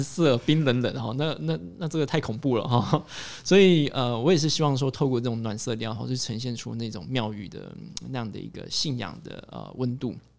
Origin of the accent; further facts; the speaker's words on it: Hsinchu, Hsinchu City, Taiwan; 我的老家，哦，其实离城隍庙非常的近，哦，新竹有一个非常著名的景点，它在市中心，哦，城隍庙，啊，我家就在那附近